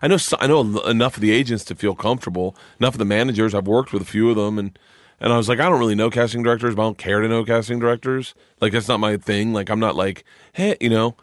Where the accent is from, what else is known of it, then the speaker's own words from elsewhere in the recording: Tampa, Florida, United States; now in New York, United States; I grew up in Tampa